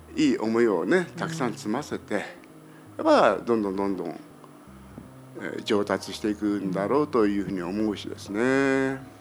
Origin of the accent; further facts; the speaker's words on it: Fukuoka, Japan; 私の父母が創業いたしまして昭和23年にまあ、地元福岡で